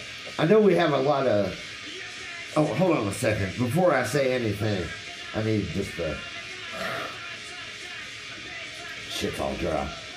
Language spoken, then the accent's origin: English; Tennessee, United States; I'm not from here. I'm from Tennessee.